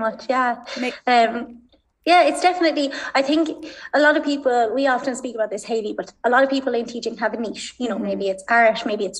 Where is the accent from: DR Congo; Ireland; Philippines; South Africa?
Ireland; Galway, Connacht; also born or lived in London; now in Dublin, Ireland; I'm originally from Galway